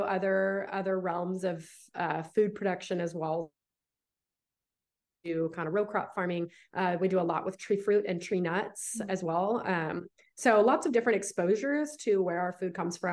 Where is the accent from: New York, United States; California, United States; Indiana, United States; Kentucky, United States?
California, United States; Visalia; moved away as an adult; now in Dallas, United States; I was born and raised in California